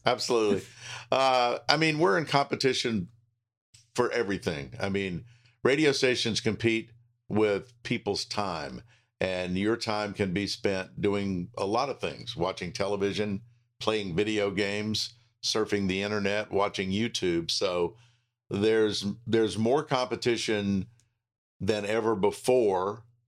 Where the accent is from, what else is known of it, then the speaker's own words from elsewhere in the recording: Charlotte, North Carolina, United States; I've been blessed to spend all of my career pretty much in my hometown